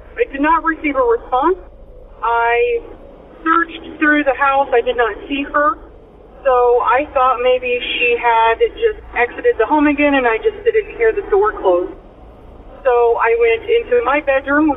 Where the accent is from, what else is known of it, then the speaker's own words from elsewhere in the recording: Illinois, United States; I am from Illinois